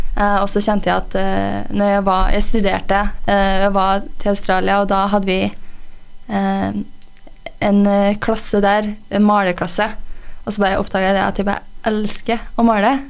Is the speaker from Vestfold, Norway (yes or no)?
no; Røros, Trøndelag, Norway; jeg er jo fra Røros. Jeg er oppvokst her